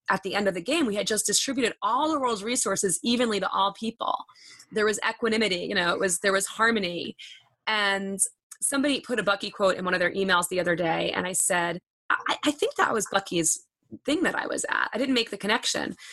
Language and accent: English; Long Island, New York, United States; So I'm a fast talker, by the way. I'm from Long Island